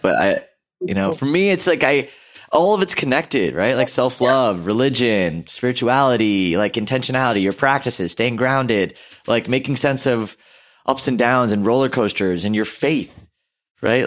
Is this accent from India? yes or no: yes; India; i'm hindu by background. I'm Indian